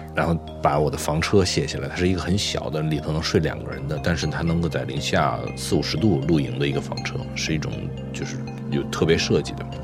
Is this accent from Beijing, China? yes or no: yes; Beijing, China; moved away as an adult; now in New Brunswick, Canada; 我是初生在北京，出生在北京